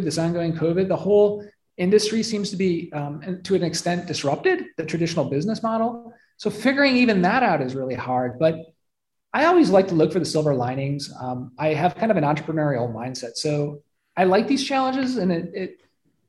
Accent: Detroit, Michigan, United States; also born or lived in Flint area, Michigan; I grew up in Metro Detroit, but my dad worked for the government and he got transferred up to Flint and we lived in a small town

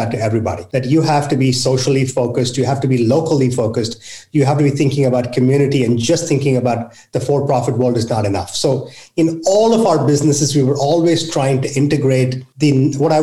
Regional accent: India; now in United States; I grew up in India where poverty was in my face

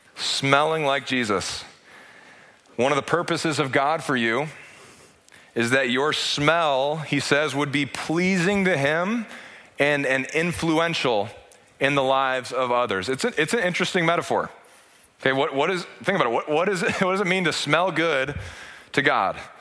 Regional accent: United States; as an American

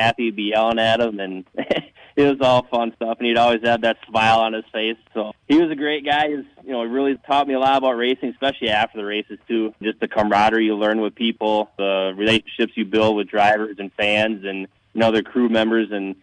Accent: Arcadia, Wisconsin, United States; being from Arcadia

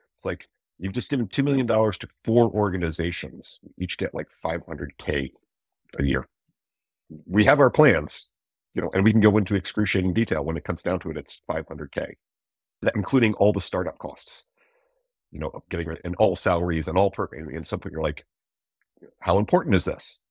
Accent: East Coast, United States; moved away; also born or lived in Eugene, Oregon; I'm from the East Coast

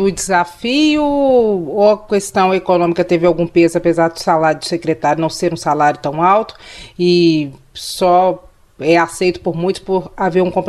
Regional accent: São Paulo, Brazil; moved away as an adult; now in Minas Gerais, Brazil; Eu sou natural de São

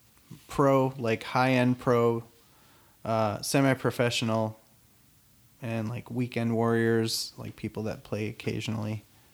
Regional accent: near Buffalo, New York, United States; I grew up near Buffalo, New York

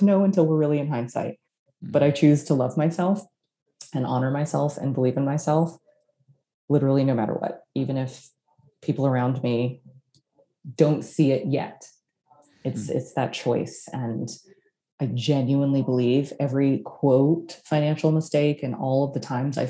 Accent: Austin, Texas, United States; Austin, Texas, my hometown

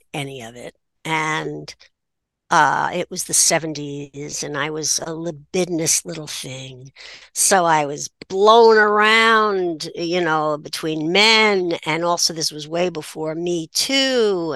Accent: New Haven, Connecticut, United States; I grew up in New Haven, which made me a townie

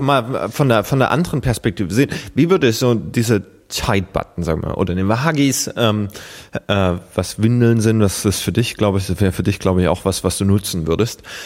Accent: Germany; als Deutscher

